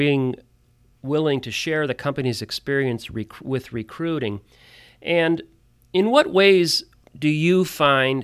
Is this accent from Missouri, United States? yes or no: no; Cleveland, Ohio, United States; I'm from Cleveland